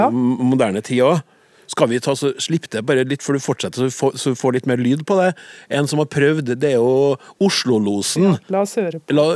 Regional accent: Oslo, Norway; Jeg har vokst opp i områder i Oslo hvor man for eksempel kunne si

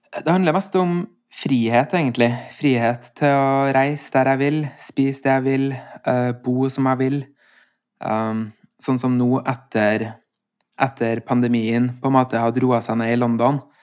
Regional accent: Steinkjer, Trøndelag, Norway; Vi var en guttegjeng uh, på Steinkjer, der jeg kommer fra

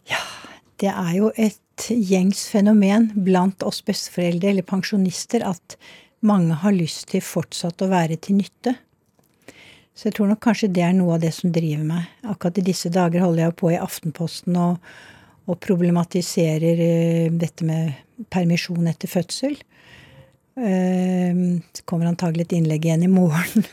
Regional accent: Snertingdal, Innlandet, Norway; jeg vokste jo opp delvis i Snertingdal

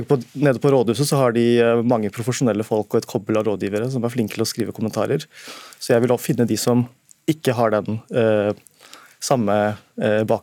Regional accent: Bekkestua, Akershus, Norway; Jeg er fra Haslum, Bekstua. Og har pakistanske foreldre som Pappa var T-banefører.

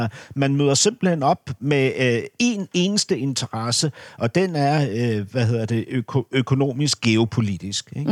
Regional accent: Denmark; som dansker

